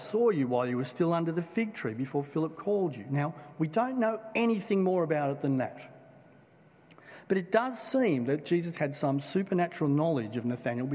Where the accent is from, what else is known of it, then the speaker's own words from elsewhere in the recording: Blacktown, New South Wales, Australia; I grew up in Blacktown